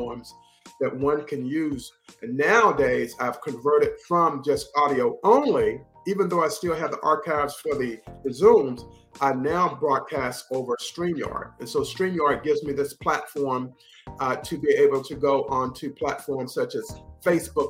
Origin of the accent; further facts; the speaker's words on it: North Carolina, United States; moved away as an adult; my hometown in North Carolina